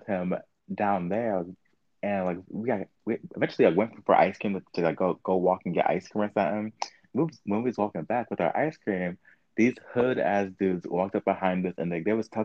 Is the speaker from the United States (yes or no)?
yes; Ohio, United States; I am from Ohio